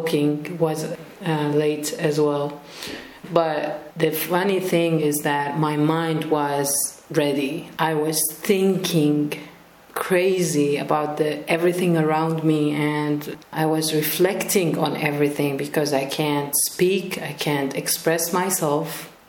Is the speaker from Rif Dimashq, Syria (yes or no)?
yes; Rif Dimashq, Syria; also born or lived in Lebanon / Jordan / Palestine; We were moving as a family between Lebanon, Syria, Jordan, and Palestine. I was born in Damascus, in the countryside. We used to live in Khan al-Sheikh refugee camp, but we also lived a few years in Al Yarmouk refugee camp.